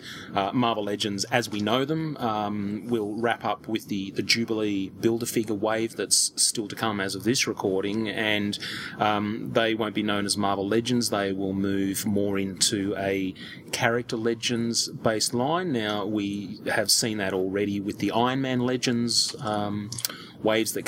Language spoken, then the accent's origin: English; Australia; as an Australian collector